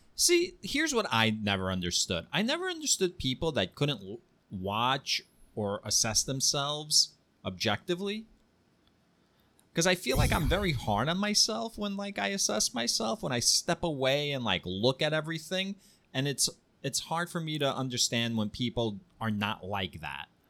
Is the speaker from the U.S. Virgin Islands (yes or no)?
no; Ukraine; I'm a Jew from Ukraine whose family lived in Kiev during the Nazi occupation.